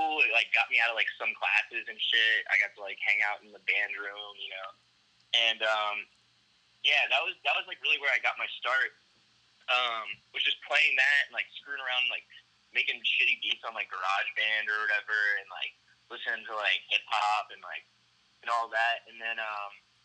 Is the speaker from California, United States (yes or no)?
no; Hilton Head, South Carolina, United States; moved away as an adult; also born or lived in Virginia; now in Dallas, United States; I'm from a small island called Hilton Head there. I grew up there. I was actually born in Virginia, but I lived there, like, pretty much since I was a baby.